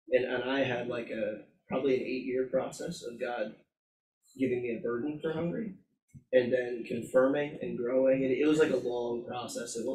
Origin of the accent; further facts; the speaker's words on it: New Philadelphia, Ohio, United States; moved away as an adult; so I grew up in New Philly, Ohio, small town, and I, to this day I love the city.